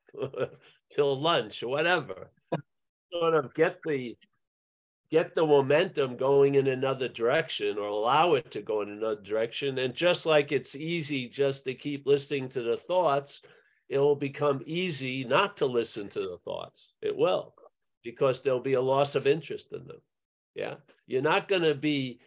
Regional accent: United States; my growing up in America

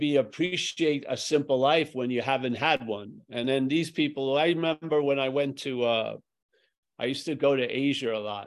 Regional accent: Northern California, United States; where I grew up and back in Northern California

